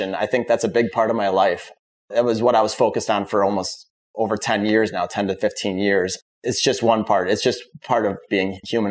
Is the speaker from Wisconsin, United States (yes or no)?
yes; Wisconsin, United States; moved away as an adult; now in Florida, United States; I'm from Wisconsin